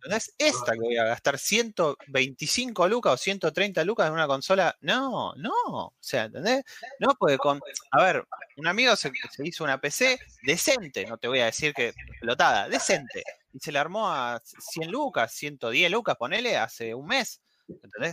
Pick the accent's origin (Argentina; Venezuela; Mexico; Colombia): Argentina